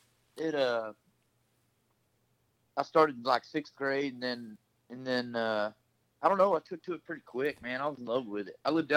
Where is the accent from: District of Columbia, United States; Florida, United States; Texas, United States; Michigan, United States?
Texas, United States; Grand; born and raised in Grand, Texas